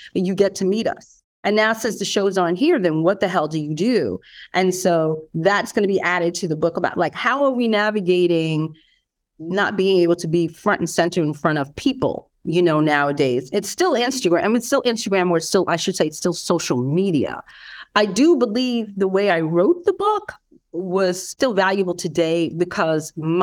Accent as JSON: {"language": "English", "region": "New York", "country": "United States", "said": "I'm a New Yorker"}